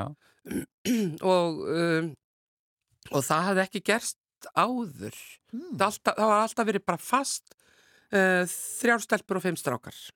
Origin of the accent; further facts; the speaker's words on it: Akranes, Western Region, Iceland; Fætt og uppalinn en ættuð frá Snæfellsnesi